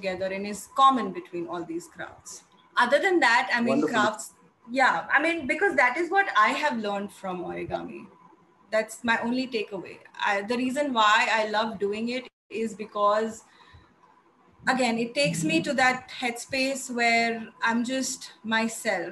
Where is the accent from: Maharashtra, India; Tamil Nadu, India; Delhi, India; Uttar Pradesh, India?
Uttar Pradesh, India; Agra; I come from Agra